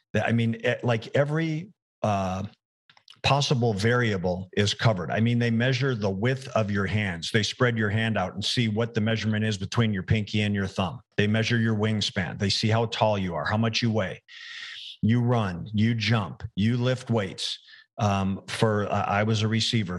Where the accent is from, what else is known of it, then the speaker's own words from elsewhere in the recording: Arizona, United States; also born or lived in Arkansas; the University of Arizona. It was my hometown team